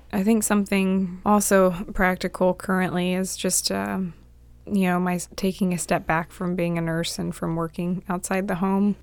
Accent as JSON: {"language": "English", "town": "Dinwiddie", "region": "Virginia", "country": "United States", "tie": "born or raised there", "said": "growing up in Dinwiddie where H O As don't exist"}